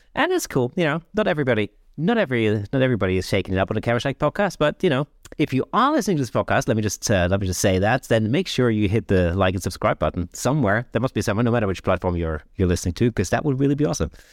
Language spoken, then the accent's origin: English; United Kingdom; we used to use in Britain